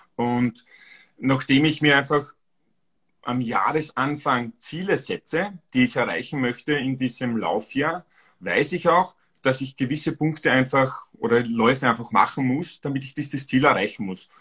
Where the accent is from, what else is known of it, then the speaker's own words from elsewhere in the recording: Styria, Austria; Ich bin aus Österreich, also ursprünglich aus der Steiermark